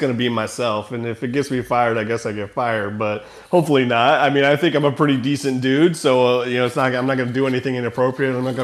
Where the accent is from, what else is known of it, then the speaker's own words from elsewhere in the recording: Rising Sun, United States; I grew up in Rising Sun, Lakota